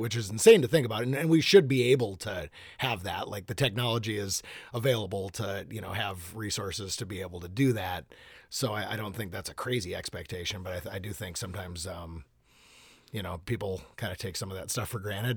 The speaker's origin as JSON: {"language": "English", "town": "Hopkins", "region": "Minnesota", "country": "United States", "tie": "born or raised there", "said": "I grew up in Hopkins, Minnesota. Um, Yep, lived in Minnesota my entire life"}